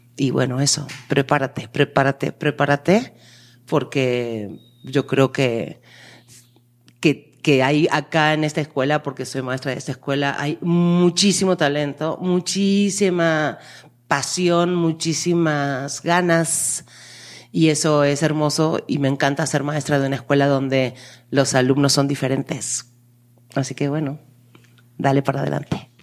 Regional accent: Argentina; now in Mexico; yo soy argentina, vivo en México

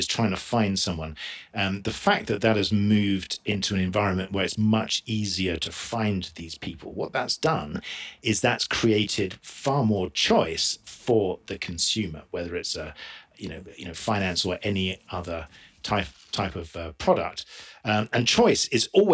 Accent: South East England, United Kingdom; moved away as an adult; also born or lived in Orange County, California; now in Utah, United States; I'm originally from England, just southeast by just outside London.

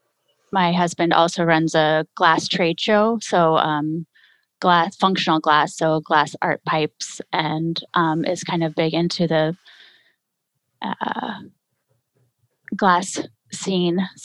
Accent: Texas, United States; moved away as an adult; also born or lived in California; now in Wisconsin, United States; I'm actually from Texas

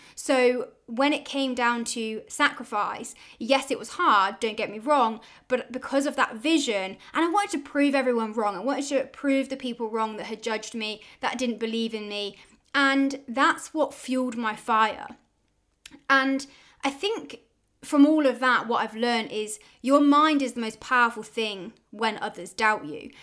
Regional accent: Oxford, South East England, United Kingdom; I'm from Oxford in the UK

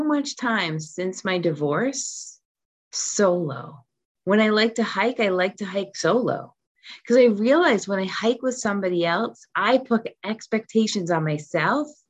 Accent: Rhode Island, United States; moved away as an adult; also born or lived in California / South Korea; When I moved back to my home state of Rhode Island from California

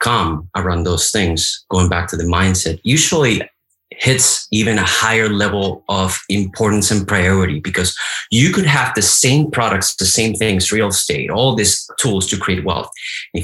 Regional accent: Colombia; moved away as an adult; now in United States; I was born in Colombia, as you know. I went to high school in Colombia. I went to two universities in Colombia. Then I came to the United States

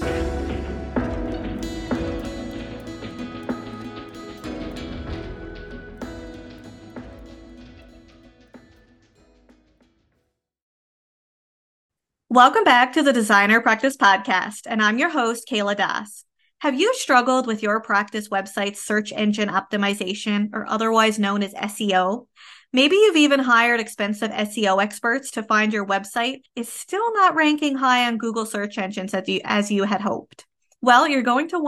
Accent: Canada; I am a Canadian social worker

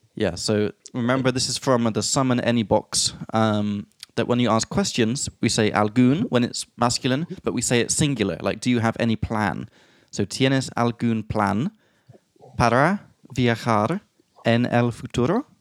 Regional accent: England, United Kingdom; from England

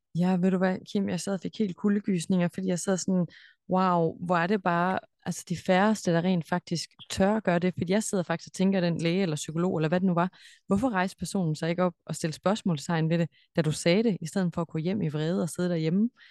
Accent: Denmark; moved away; der, hvor jeg kommer fra, altså Danmark

